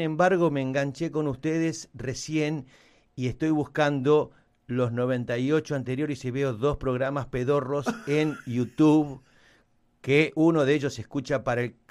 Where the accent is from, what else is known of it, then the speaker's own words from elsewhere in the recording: Argentina; Somos, ¿Qué somos? ¿Argentinos o no?